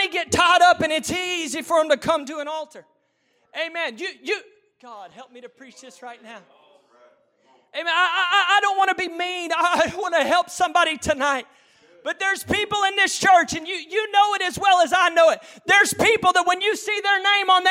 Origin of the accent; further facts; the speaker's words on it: United States; We're American